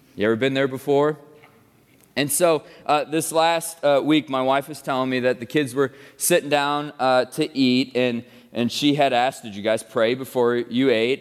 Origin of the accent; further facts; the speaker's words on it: United States; as American people